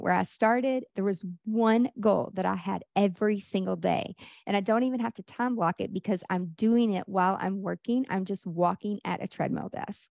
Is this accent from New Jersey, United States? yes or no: no; Nashville, Tennessee, United States; Nashville, where I'm from